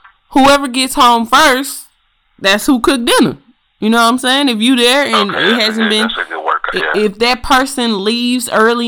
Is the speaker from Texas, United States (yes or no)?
yes; Houston, Texas, United States; accent: country; I am from Houston, Texas as well, and my country accent is a little bit worse than his